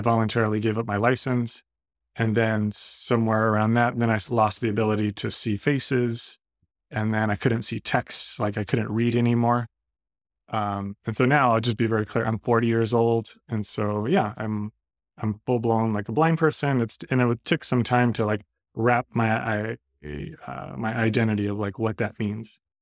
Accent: Redondo Beach, California, United States; I'm from Redondo Beach

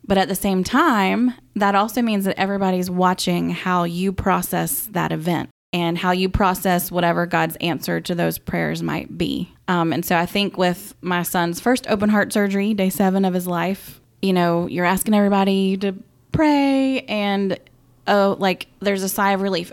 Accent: Augusta, Georgia, United States; also born or lived in Saint Louis; I grew up here in Augusta

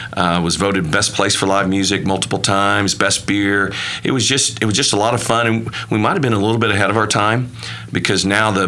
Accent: Chickasha, Oklahoma, United States; also born or lived in Palm Springs, California; I grew up in Chickasha, Oklahoma, and went to my first 2 years of school there at USAO, finished up in Southwestern and Weatherford

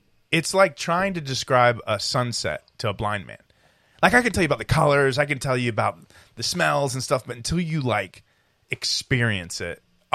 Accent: Wilmington Island, Georgia, United States; growing up in Wilmington Island

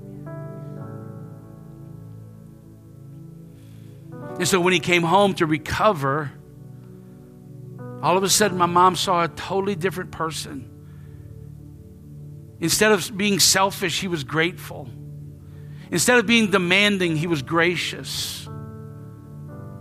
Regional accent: Lafayette, United States; I grew up right here in Lafayette

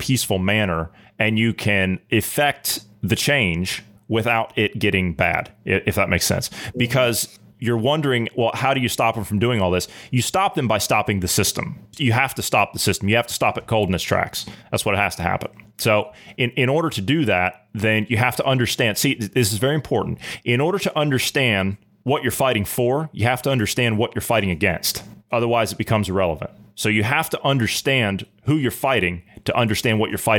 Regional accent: Ohio, United States; my home state of Ohio

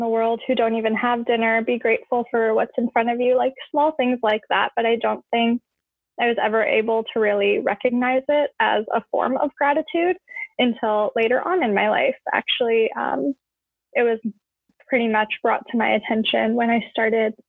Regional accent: Edmonton, Alberta, Canada; also born or lived in Tehran, Iran; So I currently live in Edmonton, Alberta, in Canada, and I've lived here almost my whole life. I was born in Tehran, Iran, and we immigrated here in 1999 when I was turning 4 years old.

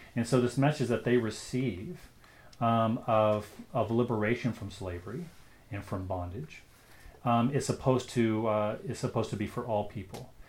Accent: United States; moved away as an adult; now in Canada; I'm an American who has become a Canadian, so I'm both.

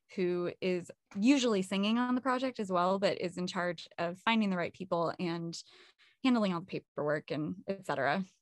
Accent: California, United States; I'm from California and, uh, not Southern California, but, um, not too far away

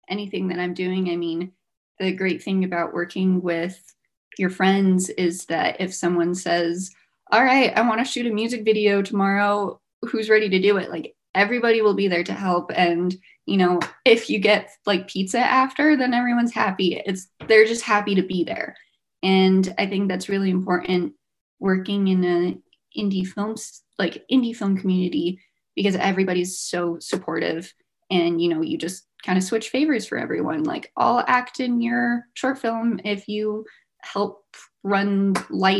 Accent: New Mexico, United States; moved away as an adult; now in Colorado, United States; I'm from New Mexico. I moved out to Colorado for college

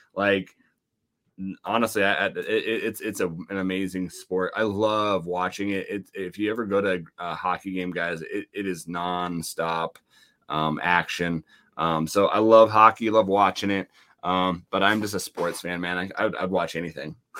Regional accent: Laurel, Montana, United States; my hometown of Laurel, Montana

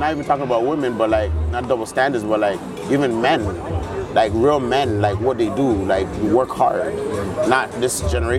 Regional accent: Toronto, Ontario, Canada; since I was born and raised in Toronto, obviously we have a lot of Jamaicans, so like Patois was a natural part of it.

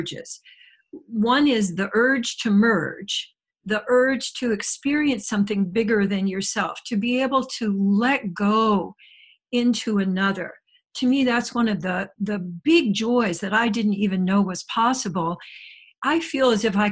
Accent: Midwest, United States; moved away; I did a lot of my growing up in the Midwest

